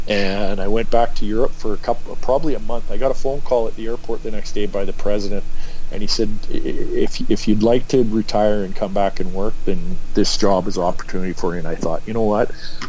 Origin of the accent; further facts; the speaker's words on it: Edmonton, Alberta, Canada; now in Kamloops, Canada; growing up in Edmonton and moving to Kamloops.